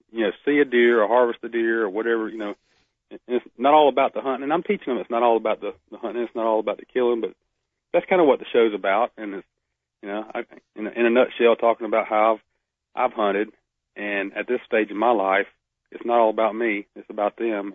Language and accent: English; Northeast Florida, United States; now in Alabama, United States; I'm from Florida, from from Northeast Florida